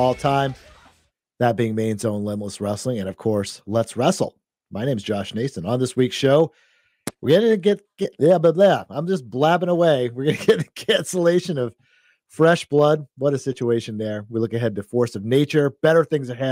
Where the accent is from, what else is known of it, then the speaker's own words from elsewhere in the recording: Lewiston, Maine, United States; also born or lived in Oxford Hills, Maine; I was born in Lewiston. My mom lives still in Auburn, and I went to Oxford Hills High School and from that area. So that's kind of my neck of the woods